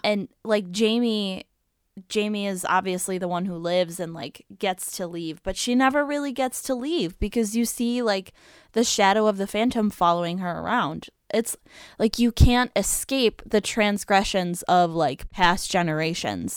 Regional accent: upstate New York, United States; around where Gracie and I grew up when we were really little

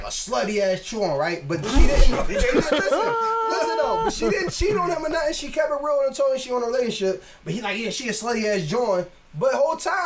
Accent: Philadelphia, Pennsylvania, United States; I'm from North Philly, where … is from as well

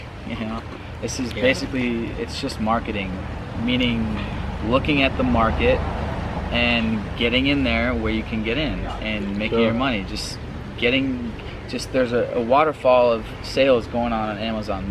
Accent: United States; moved away as an adult; now in Thailand; I'm still an American

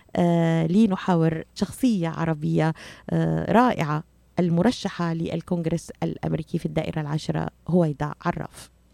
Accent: Syria; now in United States; انا سوريه وانا اعرف تماما ما ما ما, ما يجري في في وطني

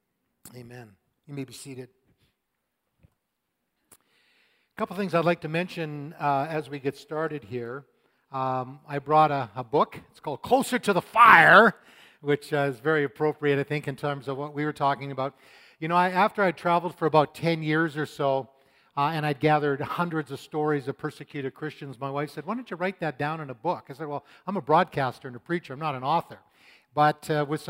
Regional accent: Canada; I was born in Canada.

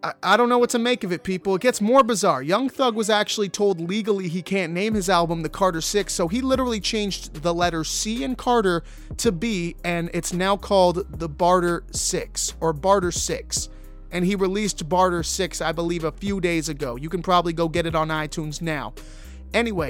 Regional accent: Toronto, Ontario, Canada; my hometown, Toronto, Canada

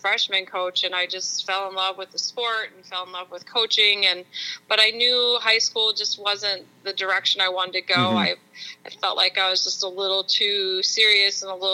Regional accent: Northern California, United States; moved away; So Northern California is a very rural area, very mountainous, beautiful. We lived right in the redwood trees. And it was a very, very happy childhood in a very small community

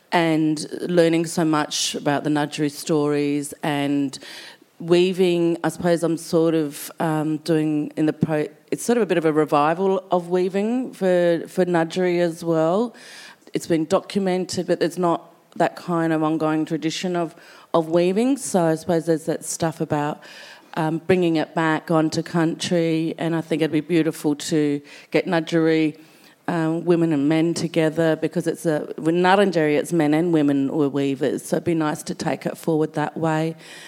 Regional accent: South Australian, Australia; being South Australian

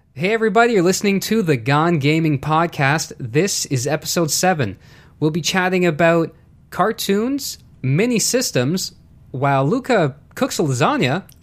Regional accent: Canada

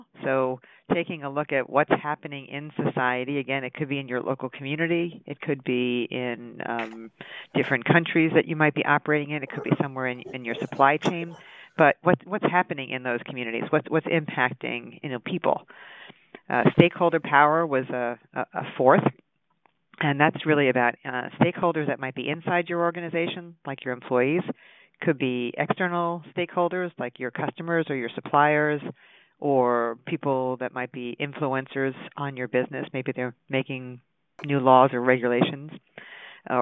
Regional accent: Long Island, New York, United States; moved away; I grew up on Long Island

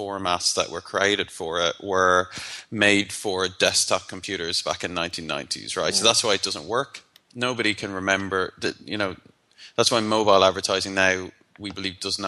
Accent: Ireland; I'm Irish

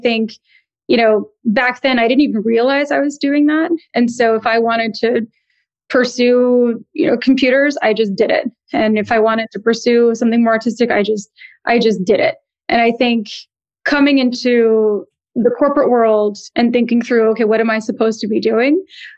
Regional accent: East Coast, United States; also born or lived in New Jersey / Connecticut; culturally, I'm Indian American. My parents both came to the U.S. in the 60s and 70s and thankfully settled in New York City. And I grew up on the East Coast, kind of ping-ponging between New York, New Jersey, Connecticut

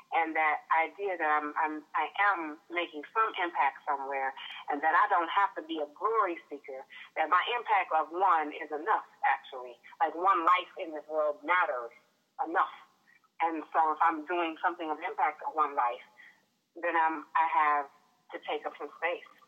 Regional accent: Midwest, United States; moved away as an adult; also born or lived in Detroit / New York; now in Los Angeles, United States; I grew up in the Midwest

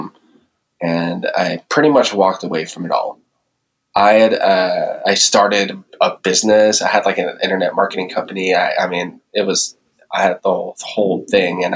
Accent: San Francisco, California, United States; now in Nevada, United States; I grew up in the Bay Area, San Francisco.

